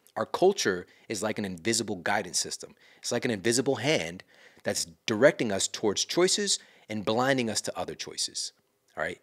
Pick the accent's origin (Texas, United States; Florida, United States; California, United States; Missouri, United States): Missouri, United States; Ferguson; I'm from Ferguson, Missouri. I'm from St. Louis